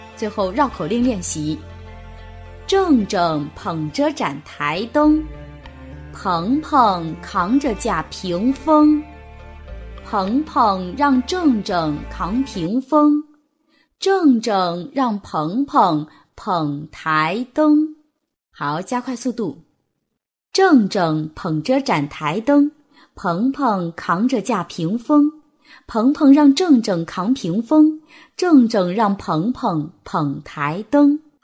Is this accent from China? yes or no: yes; southern China, China; 特别是对于南方人来说， 因为我们是没有前后鼻音的区别